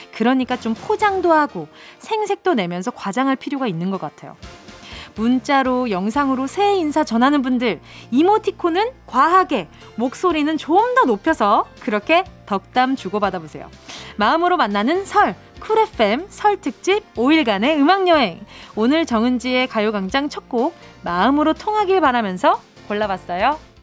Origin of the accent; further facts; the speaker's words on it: Busan, South Korea; 부산에서 태어났나 아, 봅니다.